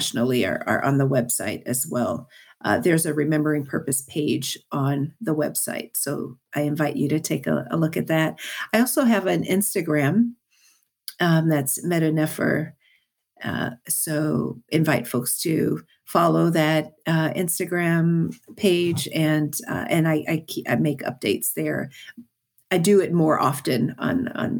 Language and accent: English; United States; a Black woman born and raised in the United States